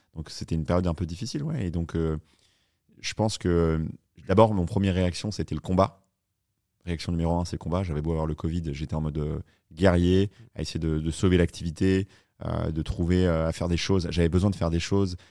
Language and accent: French; Paris, Île-de-France, France; moved away as an adult; also born or lived in New York, United States; je suis un petit Français du 10e arrondissement